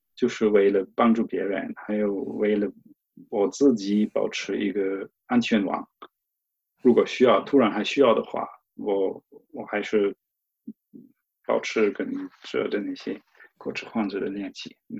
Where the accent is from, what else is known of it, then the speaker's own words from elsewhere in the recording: Cologne, North Rhine-Westphalia, Germany; Chinese is a second language; moved away as an adult; also born or lived in China; now in Ingolstadt, Germany; 我在科隆就度假，回过老家